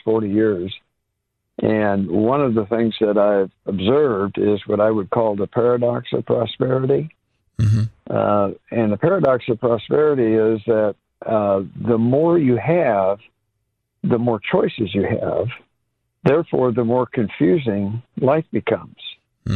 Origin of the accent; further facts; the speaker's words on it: Indiana, United States; the town where I grew up in Indiana